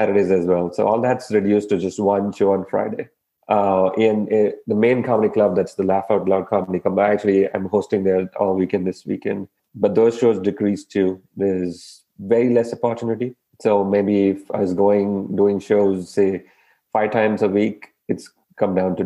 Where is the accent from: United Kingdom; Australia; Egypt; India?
India; now in United States; I'm an Indian